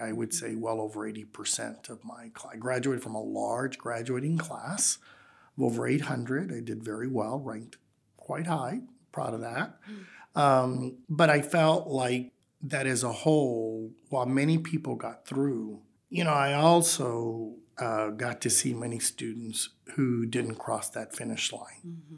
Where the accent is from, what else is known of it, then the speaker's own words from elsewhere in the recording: Rio Grande Valley, Texas, United States; now in San Antonio, United States; growing up in the Rio Grande Valley